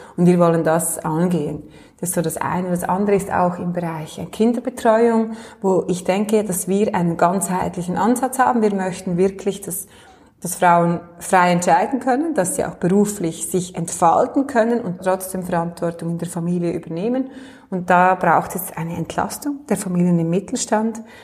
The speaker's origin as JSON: {"language": "German", "area": "Michelsamt", "region": "Lucerne", "country": "Switzerland", "tie": "born or raised there", "moved": "yes", "lives_now": "Lenzburg, Switzerland", "said": "wo ich hergekommen bin, also in meinem Heimatort so im, im luzernischen Michelsamt"}